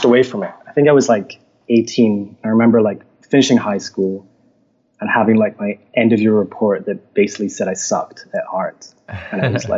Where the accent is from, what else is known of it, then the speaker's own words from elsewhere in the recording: Edinburgh, Scotland, United Kingdom; moved away as an adult; also born or lived in England; now in Montreal, Canada; I'm originally from Scotland. I grew up in Edinburgh